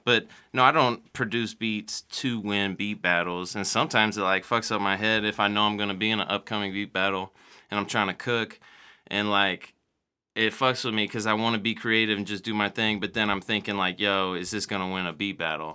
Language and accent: English; Mexico, Missouri, United States; moved away; also born or lived in Columbia, Missouri; I grew up in Mexico, Missouri, middle of nowhere